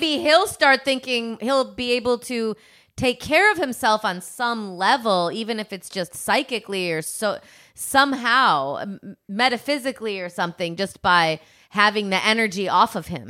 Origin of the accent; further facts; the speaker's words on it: Midwest, United States; I'm from the Midwest and we said reggae